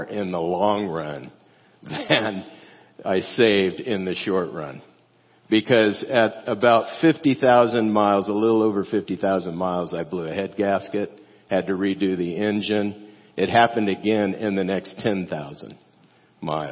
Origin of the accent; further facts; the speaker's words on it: California, United States; moved away as an adult; also born or lived in Fort Worth, Texas; I'm from California